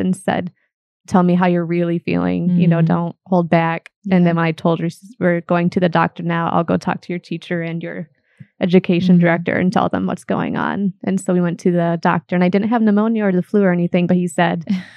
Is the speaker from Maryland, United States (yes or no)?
no; Fort Wayne, Indiana, United States; moved away; I am from Fort Wayne originally